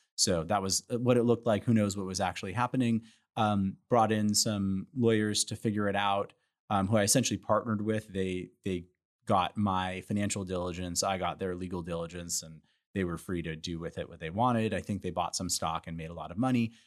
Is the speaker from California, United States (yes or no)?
yes; Santa Monica, California, United States; moved away; also born or lived in Chicago; I'm from Santa Monica originally, Santa Monica, California